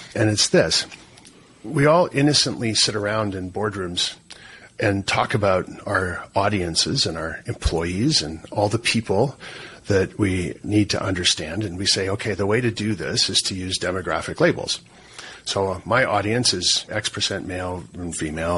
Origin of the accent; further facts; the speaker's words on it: Canada; as a Canadian sitting up here